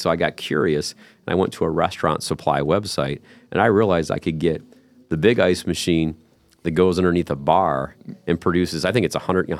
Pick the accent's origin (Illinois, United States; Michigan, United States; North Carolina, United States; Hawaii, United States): Michigan, United States; Monroe; So I grew up in Monroe, a town called Monroe, Michigan, and from our house, you had to drive down this one particular road to go into the city every time.